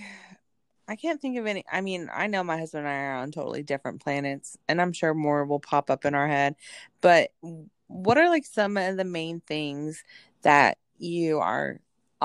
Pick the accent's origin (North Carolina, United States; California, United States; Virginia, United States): North Carolina, United States; I come from North Carolina